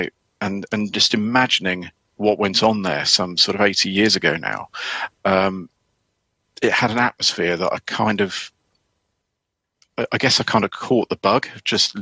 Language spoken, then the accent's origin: English; Sussex, South East England, United Kingdom; moved away as an adult; also born or lived in Norfolk-Suffolk border; I grew up in Sussex, in the southeast of England